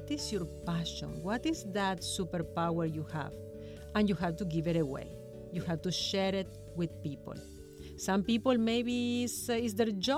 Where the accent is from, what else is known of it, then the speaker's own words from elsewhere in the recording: Argentina; first language Spanish; English is a second language; also born or lived in Ecuador; now in Hong Kong; I'm from Argentina.